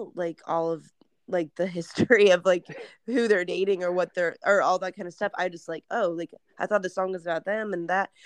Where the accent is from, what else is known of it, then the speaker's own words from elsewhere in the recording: Arizona, United States; moved away as an adult; now in Los Angeles, United States; I am originally from Arizona and like born and raised there.